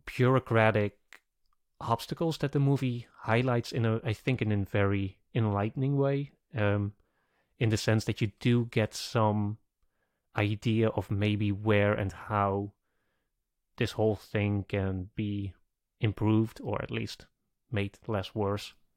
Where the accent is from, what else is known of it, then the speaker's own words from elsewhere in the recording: Netherlands; I'm from the Netherlands. My country was occupied by the Germans